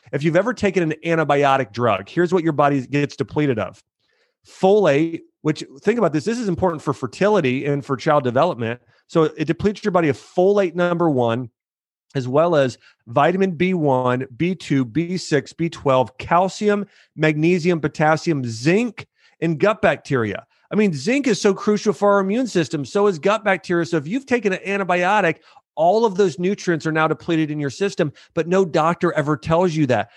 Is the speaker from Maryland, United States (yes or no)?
no; Ohio, United States; moved away as an adult; also born or lived in Florida; I grew up in Ohio.